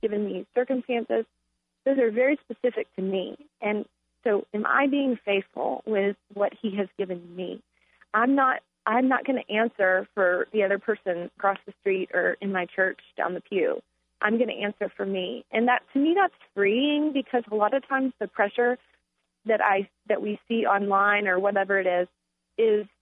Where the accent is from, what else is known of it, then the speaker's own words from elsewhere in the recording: Texas, United States; now in Charlottesville, United States; I'm originally from Texas, so we don't have four seasons in Texas.